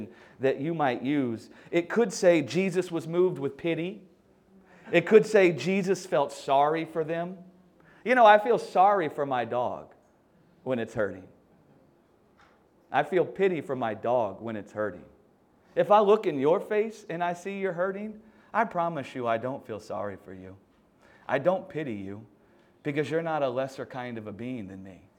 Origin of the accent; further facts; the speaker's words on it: the South, United States; I'm from the South in America. I don't know if you can tell, I have a funny accent.